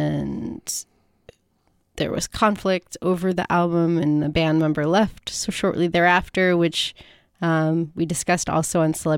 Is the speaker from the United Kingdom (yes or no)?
yes; Bristol, South West England, United Kingdom; accent: Bristol; we are very proud that we are from Bristol.